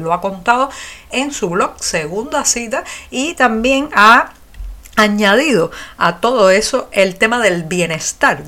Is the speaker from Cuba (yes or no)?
yes; Cuba; los que nacimos y residimos en este este país